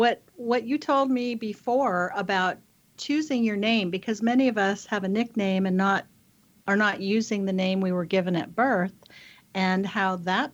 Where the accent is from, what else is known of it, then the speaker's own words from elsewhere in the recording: Midwest, United States; now in California, United States; I grew up in the Midwest where tornadoes are to be feared.